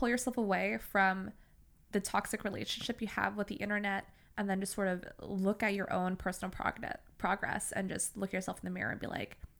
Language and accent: English; Singapore; I grew up in Singapore, right?